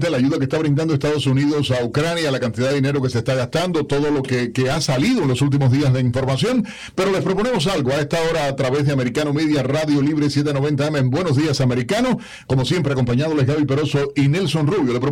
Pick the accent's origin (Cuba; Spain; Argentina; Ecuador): Cuba; como los cubanos decimos